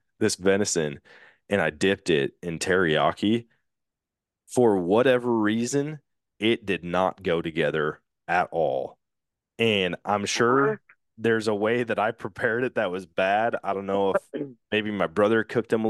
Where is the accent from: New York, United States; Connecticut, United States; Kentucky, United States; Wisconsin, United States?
Wisconsin, United States; I'm from Wisconsin